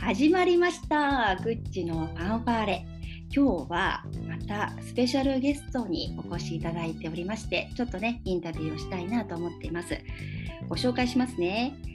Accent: Fukuoka, Japan; 私の地元、福岡に

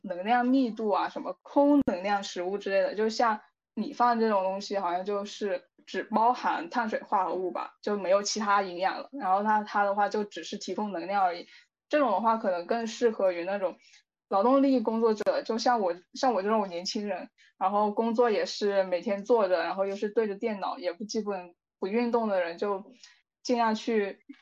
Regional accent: southern China, China; 因为我是南方人嘛

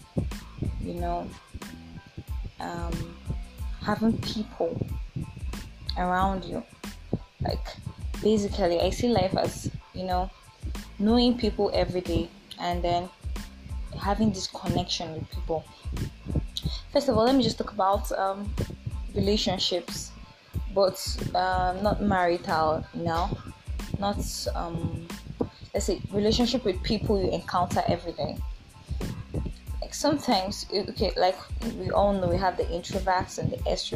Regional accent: Oyo, Nigeria; also born or lived in Abuja; I'm from Nigeria. I'm from Oyo State.

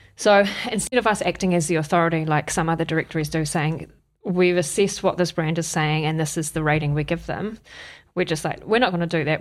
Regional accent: Wellington, New Zealand; moved away as an adult; now in Auckland, New Zealand; I'm from Wellington originally

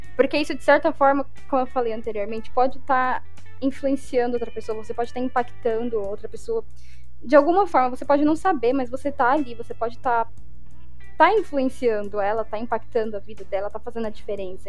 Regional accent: Brazil; moved away

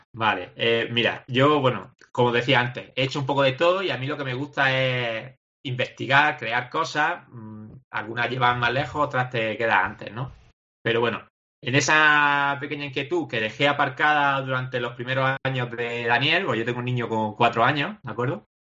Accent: Granada, Andalusia, Spain; nosotros somos de Granada

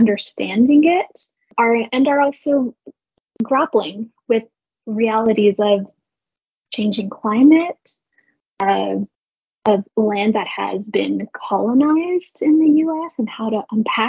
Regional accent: New York City, New York, United States; moved away as an adult; now in San Francisco, United States; I'm originally from New York City area. I grew up on the East Coast

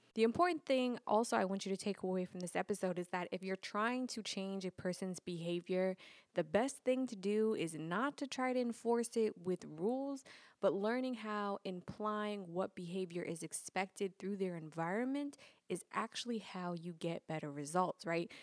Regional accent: New York City, New York, United States; I'm from Brooklyn

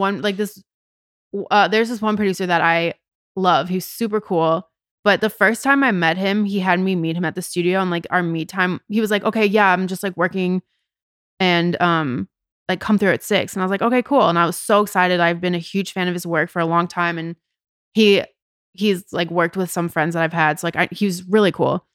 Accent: Edina, Minnesota, United States; moved away as an adult; also born or lived in Chicago; now in Los Angeles, United States; I am from a city in the state of Minnesota called Edina. It's a suburb of Minneapolis.

